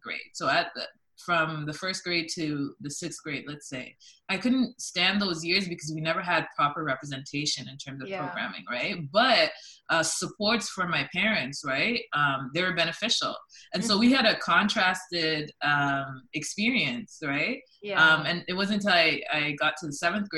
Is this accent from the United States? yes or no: no; London, Ontario, Canada; also born or lived in Toronto; I grew up in London, Ontario